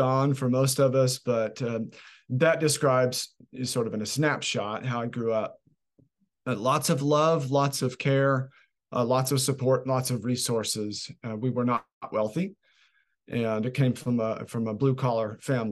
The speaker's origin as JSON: {"language": "English", "town": "Oklahoma City", "region": "Oklahoma", "country": "United States", "tie": "born or raised there", "said": "I grew up in Oklahoma City, Oklahoma, with a mother and a father and a little older sister, and in suburban Oklahoma City"}